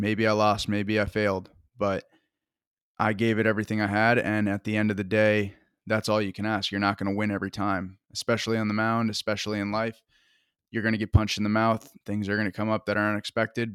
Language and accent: English; Woodstock, Vermont, United States; I'm from Woodstock, Vermont